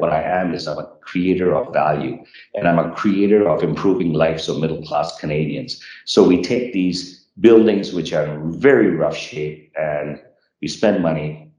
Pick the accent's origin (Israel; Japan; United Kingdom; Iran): Japan; born there; So I was born in Japan.